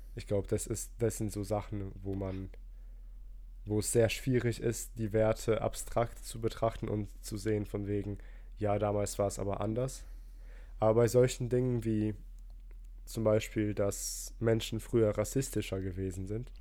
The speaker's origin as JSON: {"language": "German", "region": "Rhineland-Palatinate", "country": "Germany", "said": "ich komme ja aus der Pfalz"}